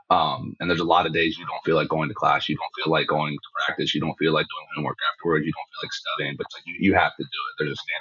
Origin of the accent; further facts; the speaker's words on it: Maryland, United States; I'm from Maryland, and I don't really have a military family